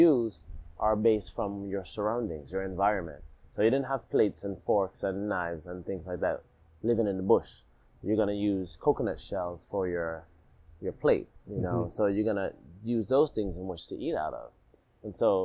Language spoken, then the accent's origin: English; Florida, United States; also born or lived in Alabama / Jamaica; I was born in Alabama. I lived in Jamaica, left Jamaica, and then I moved to the States, moved back to the States, and I lived in Florida. You know, so when I lived in Florida, it's where I went to high school and middle school.